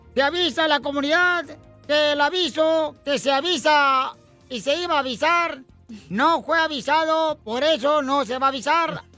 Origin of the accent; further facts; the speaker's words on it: Michoacán, Mexico; soy de Michoacán